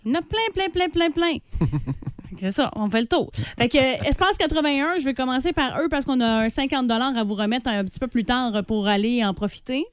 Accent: Saint-David, Quebec, Canada; je viens de Saint-David

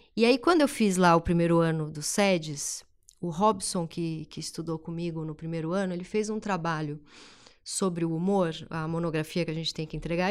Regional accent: São Paulo, Brazil; eu nasci na Zona Leste, é, Tatuapé, a família mais simples

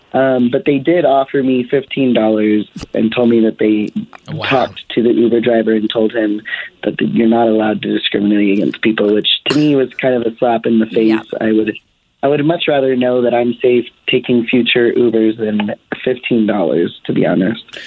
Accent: the South, United States; now in Denver, United States; I'm being from the South

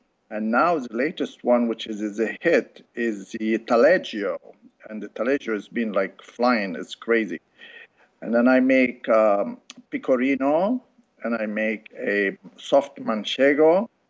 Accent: Casablanca, Casablanca-Settat, Morocco; moved away; also born or lived in France; I was raised in Casablanca and France. My parents, they're Lebanese, and I've been in this country for over 40 years.

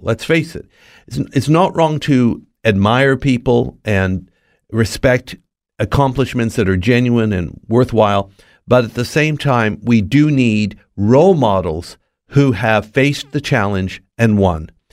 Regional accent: Los Angeles, California, United States; born and raised in Los Angeles, not far from Hollywood

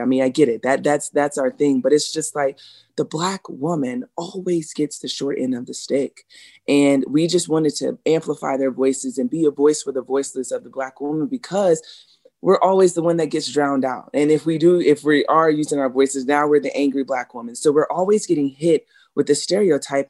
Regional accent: South Carolina, United States; growing up in South Carolina

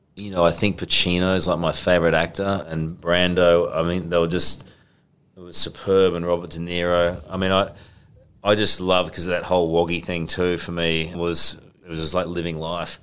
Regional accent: Queensland, Australia; moved away; Queensland's my home state

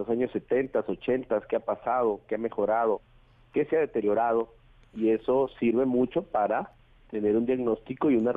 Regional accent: Minatitlán, Veracruz, Mexico; Yo nací en Veracruz, ahí viví, ahí estudié, ahí crecí, la familia de mi mamá es de Minatitlán, la de mi papá es San Andrés Tuxtla.

